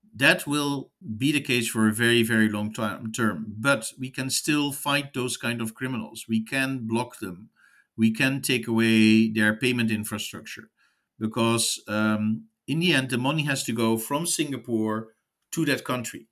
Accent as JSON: {"language": "English", "country": "United States", "said": "as an American"}